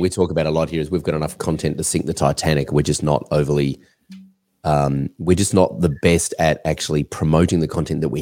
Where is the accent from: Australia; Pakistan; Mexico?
Australia; I'm an Australian